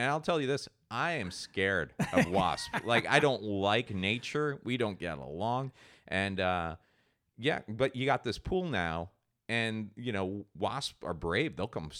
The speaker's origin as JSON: {"language": "English", "country": "Ireland", "said": "I'm Irish. And I don't"}